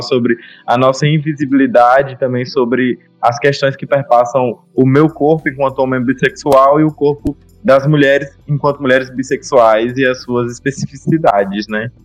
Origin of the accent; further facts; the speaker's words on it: Remanso, Bahia, Brazil; also born or lived in Juazeiro; voltado pra minha cidade natal, que é Remanso